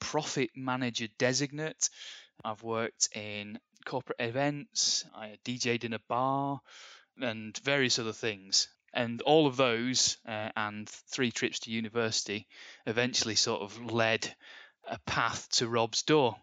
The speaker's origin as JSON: {"language": "English", "town": "Bury", "region": "North West England", "country": "United Kingdom", "tie": "born or raised there", "said": "Born in Bury. I like to say Lancashire, even though they moved the boundaries in 1974, just before I was born, and it became Greater Manchester. But still Lancashire to me. I grew up in the Northwest."}